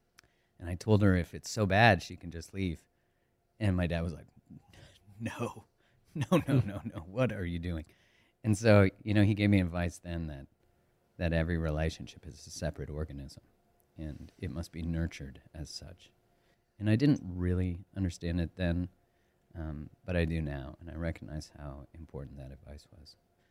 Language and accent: English; Calgary, Alberta, Canada; Yeah, I grew up in Canada, in Calgary, Alberta, which is on the west side. It's just an hour from the Rockies.